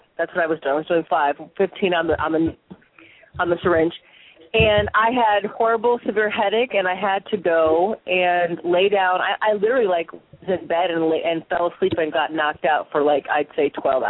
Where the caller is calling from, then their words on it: Long Beach, California, United States; I'm calling from Long Beach, California.